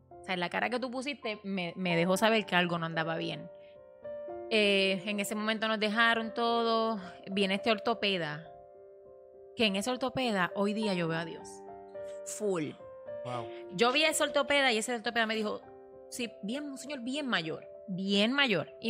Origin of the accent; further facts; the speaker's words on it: Puerto Rico; moved away as an adult; now in United States; nosotros nos mudamos de Puerto Rico porque pues mi esposo, eh, ¿verdad? Había quedado sin trabajo.